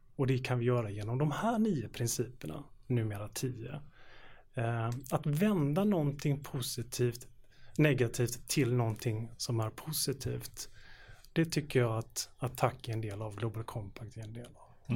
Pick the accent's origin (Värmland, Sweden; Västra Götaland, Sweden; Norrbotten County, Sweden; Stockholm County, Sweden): Västra Götaland, Sweden; Gothenburg; i den delen av Göteborg där jag växte upp